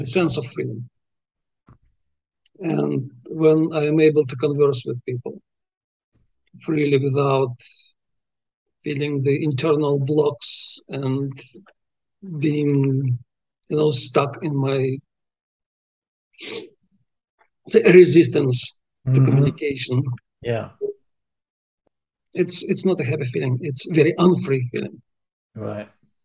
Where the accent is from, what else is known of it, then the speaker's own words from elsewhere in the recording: Uzbekistan; first language Russian; English is a second language; moved away as an adult; when I was growing up in Uzbekistan